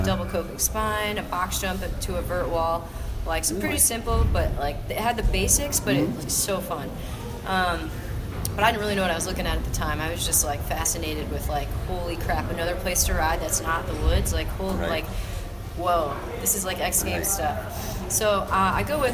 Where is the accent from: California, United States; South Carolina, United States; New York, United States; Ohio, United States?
New York, United States; Port Washington; now in Austin, United States; I grew up in Port Washington, which was home of the Port Trails